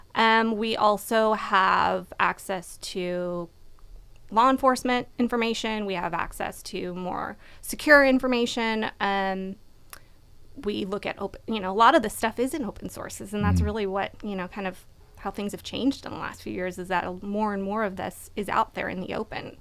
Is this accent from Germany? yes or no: no; California, United States; also born or lived in Washington, D.C.; I grew up in California